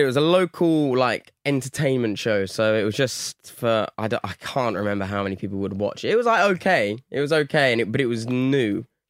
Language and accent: English; Brighton, South East England, United Kingdom; now in Bristol, United Kingdom; From Brighton. Originally.